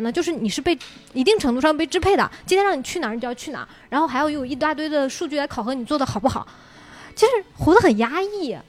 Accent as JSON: {"language": "Chinese", "town": "Xuzhou", "region": "Jiangsu", "country": "China", "tie": "born or raised there", "said": "对对对徐州"}